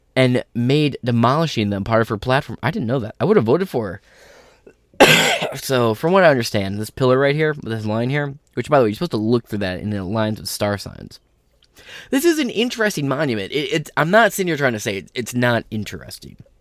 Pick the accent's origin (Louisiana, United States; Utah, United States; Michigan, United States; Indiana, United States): Michigan, United States; my fucking state